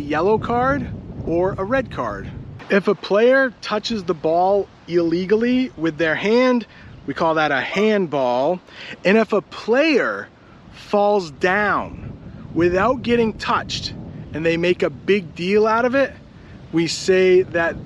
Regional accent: United States; I'm an American

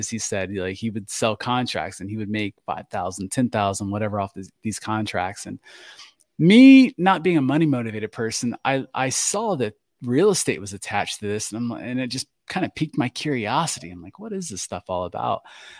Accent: Florida, United States; we finally settle in Florida. So Florida is where I call home. That is my home state.

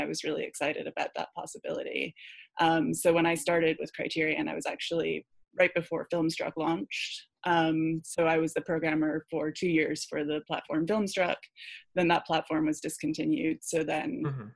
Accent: Scotland, United Kingdom; moved away; I grew up in Scotland

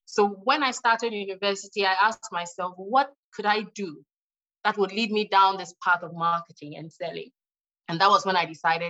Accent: Ghana; my home country, Ghana

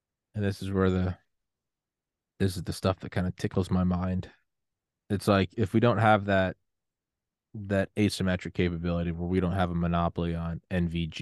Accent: United States; I'm American

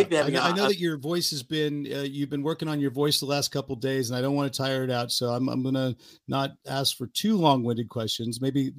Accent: Bay Area, outside Oakland, California, United States; growing up in the Bay Area, I grew up right outside of Oakland, California.

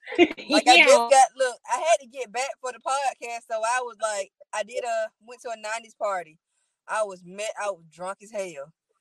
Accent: Albany, Georgia, United States; born or raised there; also born or lived in Atlanta

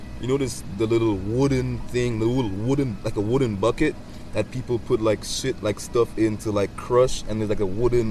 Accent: United States; also born or lived in Saint Lucia (family heritage); I'm not even a St. Lucian citizen, bro. I was born in America

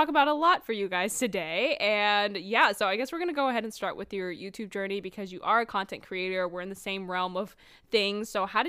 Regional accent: Charlotte, North Carolina, United States; born or raised there

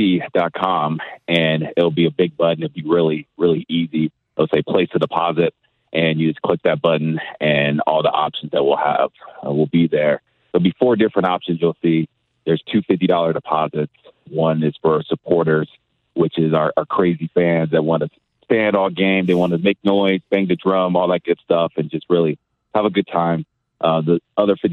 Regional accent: California, United States; also born or lived in Eastern New Mexico / Indiana / Miami, Florida; now in St. Louis, United States; I'm from California

